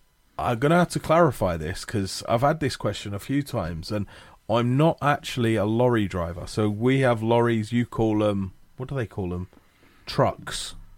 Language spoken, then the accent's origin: English; United Kingdom; British history, I'm British.